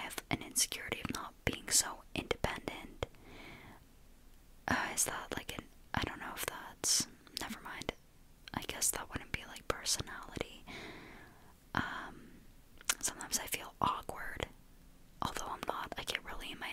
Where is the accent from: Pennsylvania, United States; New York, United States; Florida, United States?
Pennsylvania, United States